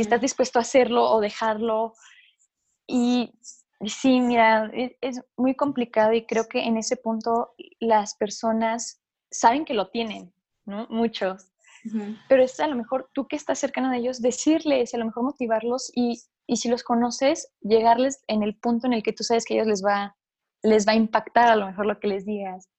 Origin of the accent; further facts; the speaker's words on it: Chihuahua, Mexico; yo soy de Chihuahua